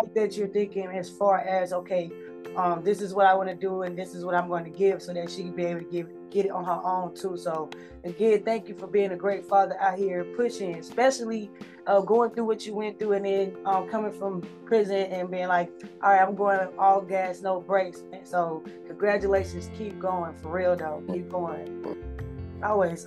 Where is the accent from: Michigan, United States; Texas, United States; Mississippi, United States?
Mississippi, United States; I'm from Mississippi